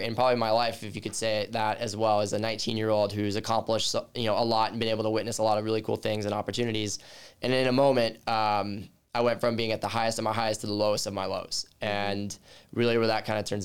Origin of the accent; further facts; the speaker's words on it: Southern California, United States; moved away; Born and raised in Southern California and grew up a baseball player my entire life